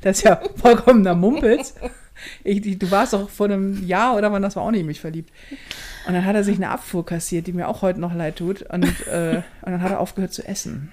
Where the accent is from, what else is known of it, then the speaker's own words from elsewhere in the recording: Hamburg, Germany; hier bei uns in Hamburg